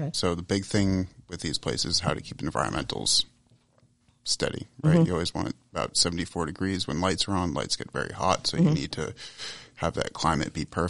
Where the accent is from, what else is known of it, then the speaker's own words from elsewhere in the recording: Central Massachusetts, United States; Yeah, I grew up in Central Mass.